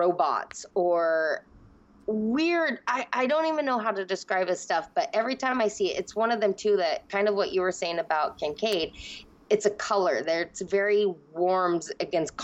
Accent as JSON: {"language": "English", "town": "Seattle", "region": "Washington", "country": "United States", "tie": "born or raised there", "said": "I am raised in Seattle, Seattle to the bone. That's my hometown."}